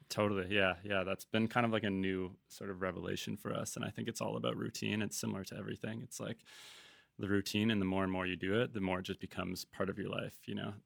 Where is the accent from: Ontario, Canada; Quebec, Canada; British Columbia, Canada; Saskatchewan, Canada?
British Columbia, Canada; Vancouver; also born or lived in Toronto / Los Angeles / Costa Mesa / Tofino; we left Toronto when I was about seven years old, um, went to L A, and then I truly grew up in Vancouver